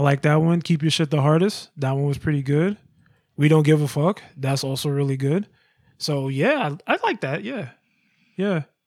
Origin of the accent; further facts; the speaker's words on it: Georgia, United States; where I come from, in Georgia where I was born